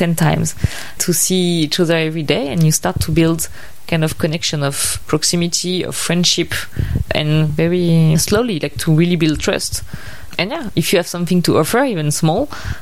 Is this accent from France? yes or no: yes; Paris, Île-de-France, France; moved away as an adult; also born or lived in Vietnam; I'm French. I'm 31. I grew up in Paris